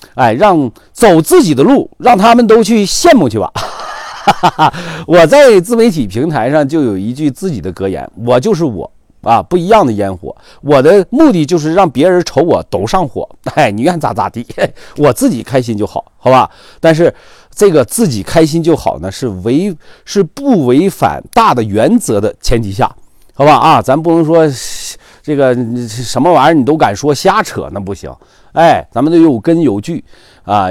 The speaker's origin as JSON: {"language": "Chinese", "region": "Northeast China", "country": "China", "said": "用我们土话说嘛，扯犊子这个词儿啊，来源于东北啊"}